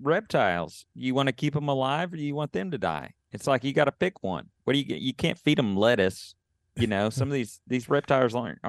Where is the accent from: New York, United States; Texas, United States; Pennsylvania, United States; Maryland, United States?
Texas, United States; to be treated the way, you know, that you would treat a California license plate in the South when I'm really from Texas.